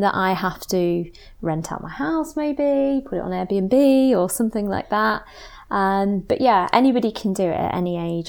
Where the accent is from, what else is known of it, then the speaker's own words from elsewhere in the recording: Nottingham, East Midlands, United Kingdom; moved away as an adult; also born or lived in Cambridge; I'm originally from Nottingham